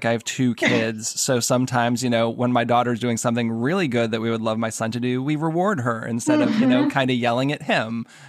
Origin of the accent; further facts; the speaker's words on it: Boston, Massachusetts, United States; now in Maryland, United States; I live in Maryland outside of D.C., and I'm originally from the Boston area